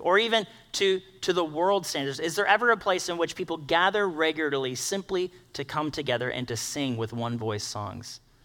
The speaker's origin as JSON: {"language": "English", "country": "United States", "said": "we, being an American culture"}